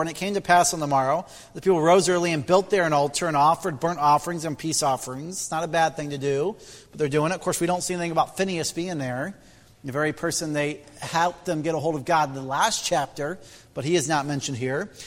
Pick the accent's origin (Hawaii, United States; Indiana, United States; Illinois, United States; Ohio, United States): Indiana, United States; moved away; I'm from Midwest Indiana. And uh, our community has over 12,000 Amish. It's the third largest Amish settlement in the U.S. And I grew up next door to Amish